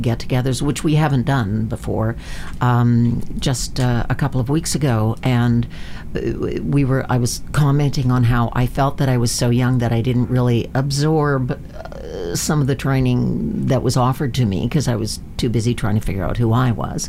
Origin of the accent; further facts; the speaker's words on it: Vancouver, British Columbia, Canada; also born or lived in Manitoba; I grew up here in Vancouver. My my, I was born in Manitoba, but my family came out here before